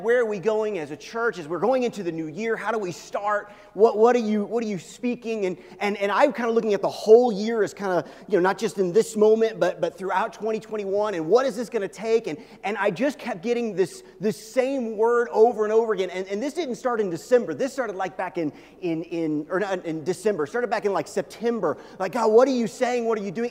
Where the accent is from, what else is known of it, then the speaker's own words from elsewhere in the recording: Midwest, United States; I grew up in the Midwest, okay? I grew up kind of on the edge of Tornado Alley